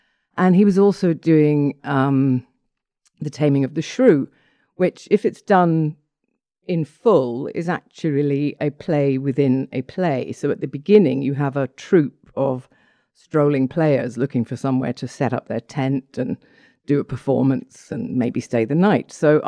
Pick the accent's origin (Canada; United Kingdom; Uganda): United Kingdom; Stratford-upon-Avon, West Midlands; born there; I was born in Stratford-on-Avon because my father was performing with the Royal Shakespeare Company at the time.